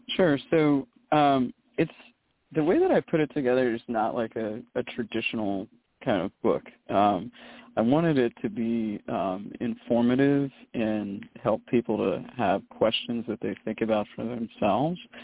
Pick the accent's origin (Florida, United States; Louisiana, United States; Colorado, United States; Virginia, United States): Florida, United States; Jacksonville; moved away as an adult; also born or lived in Maryland / Charlotte, North Carolina; now in Los Angeles, United States; I was born in Maryland, and uh, and then we moved south to uh, Jacksonville, Florida, uh, you know in the early '80s and '86 um, and that's really where I grew up.